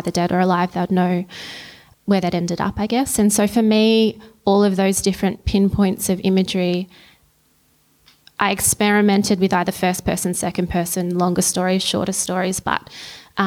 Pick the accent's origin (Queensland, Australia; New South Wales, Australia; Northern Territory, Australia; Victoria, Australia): Victoria, Australia; Christmas Hills; I grew up in Christmas Hills